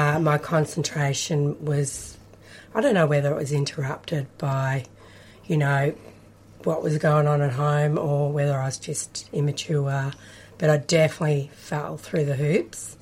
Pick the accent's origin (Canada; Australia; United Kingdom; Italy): Australia; Kyabram, Victoria; I grew up in Kyabram, country Victoria, in the Golden Valley.